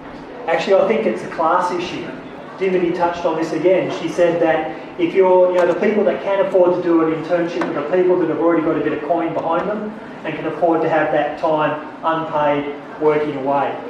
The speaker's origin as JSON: {"language": "English", "area": "Blue Mountains", "region": "New South Wales", "country": "Australia", "tie": "born or raised there", "said": "I grew up here in the Blue Mountains in the 70s and 80s"}